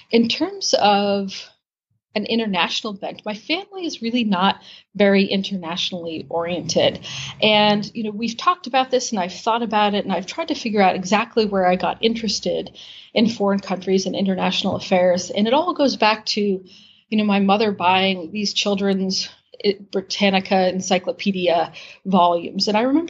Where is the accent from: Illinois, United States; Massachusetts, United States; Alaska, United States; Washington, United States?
Massachusetts, United States; Lexington; also born or lived in Indonesia; I was born and I'm from Lexington, Massachusetts, which is a suburb outside of Boston.